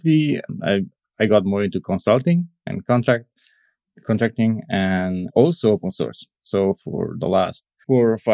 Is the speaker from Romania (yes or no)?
yes; Cluj-Napoca, Cluj County, Romania; I'm from Romania, from Transylvania, more specifically from the Cluj city.